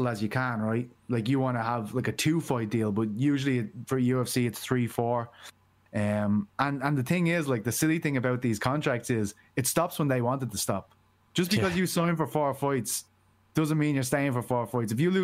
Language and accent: English; Dublin, Leinster, Ireland; I'm from Blanchardstown